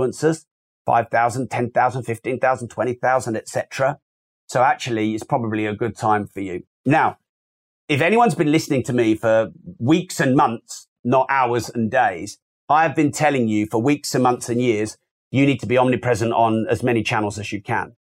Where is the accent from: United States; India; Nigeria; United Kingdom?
United Kingdom; I'm British